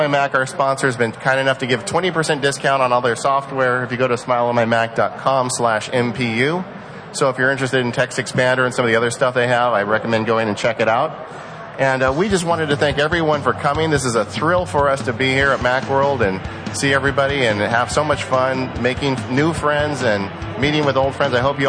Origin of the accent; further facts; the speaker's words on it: Tasmania, Australia; Tasmania, Australia.